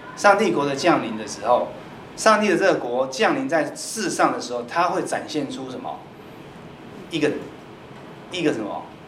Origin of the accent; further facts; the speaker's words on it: Taiwan; 我们台湾人